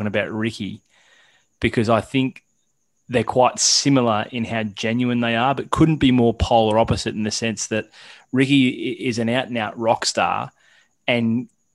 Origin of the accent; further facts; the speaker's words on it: Australia; as Australian golf fans